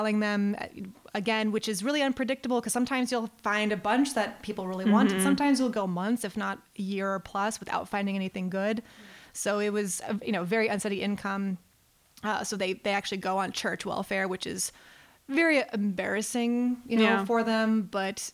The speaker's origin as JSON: {"language": "English", "town": "Reno", "region": "Nevada", "country": "United States", "said": "I'm from Reno, Nevada"}